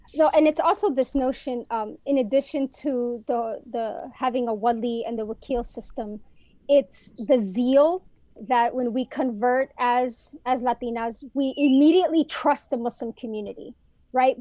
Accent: Chicago, Illinois, United States; now in Detroit, United States; I'm originally from Chicago

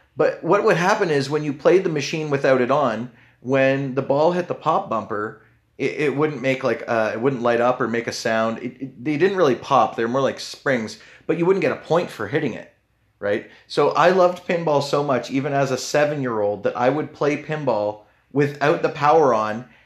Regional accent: Canada; I know I'm Canadian

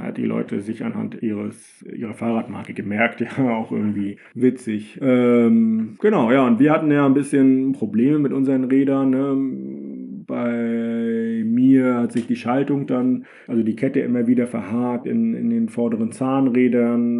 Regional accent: Germany; als äh, Deutsche

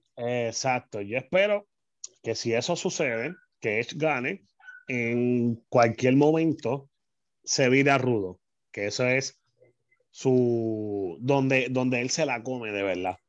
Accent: San Juan, Puerto Rico; now in Carolina, Puerto Rico; soy natural de San Juan, Puerto Rico. Desde el 2006 hasta el día de hoy estoy viviendo en Carolina

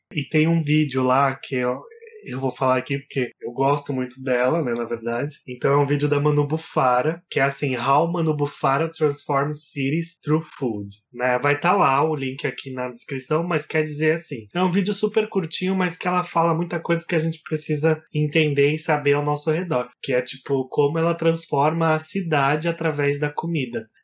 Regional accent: Brazil; a gente é brasileiro

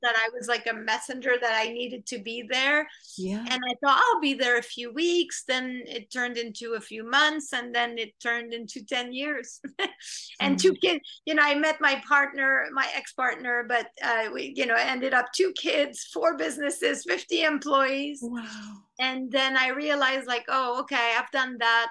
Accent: Montreal, Quebec, Canada; English is a second language; moved away as an adult; also born or lived in New York; now in Los Angeles, United States; We're both from Montreal

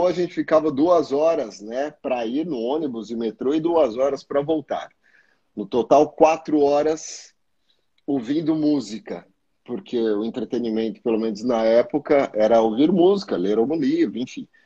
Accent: São Paulo, Brazil; also born or lived in Rio de Janeiro; Sou da Zona Leste, é, eu nasci e vivi a minha vida inteira, né, até

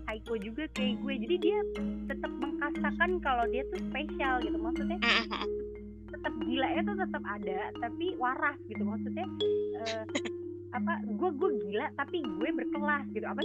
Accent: Java, Indonesia; kita kan namanya orang Jawa saya orang Jawa gitu kan

